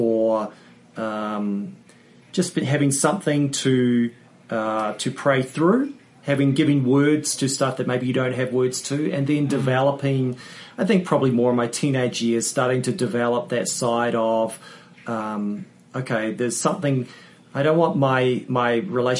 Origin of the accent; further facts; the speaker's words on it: New Zealand; moved away; I grew up in New Zealand, grew up going to church